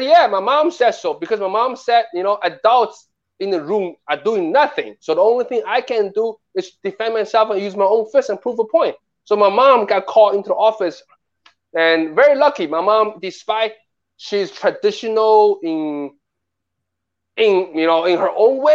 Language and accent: English; New York City, New York, United States; also born or lived in Nanjing, Jiangsu, China; I grew up in Bayside, Queens.